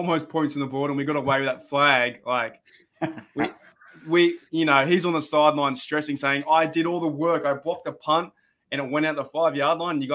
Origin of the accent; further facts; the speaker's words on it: Australia; As like Aussie mates